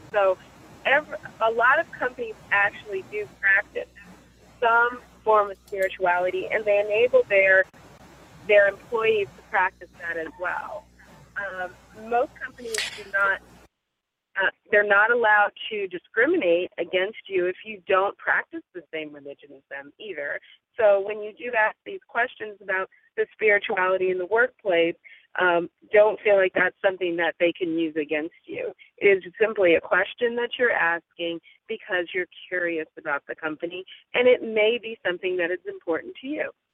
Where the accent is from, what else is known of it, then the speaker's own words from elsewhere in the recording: California, United States; I'm a Californian